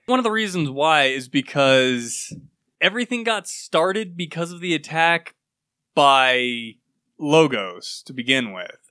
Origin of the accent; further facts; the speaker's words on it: United States; I'm American